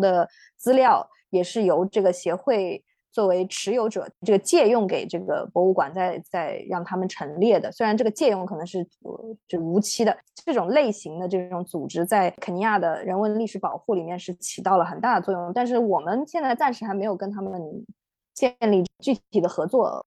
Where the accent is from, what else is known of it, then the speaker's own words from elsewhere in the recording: China; 我们中国人的成长记忆里面是有一个很，呃，就是可能是我这一代人啊，有一个很深刻的一段阶段，就是一个，呃，农业社会